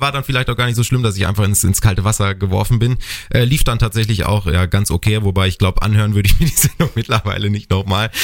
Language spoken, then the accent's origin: German; North Rhine-Westphalia, Germany; moved away as an adult; now in Bad Kreuznach, Germany; bei uns in Ostwestfalen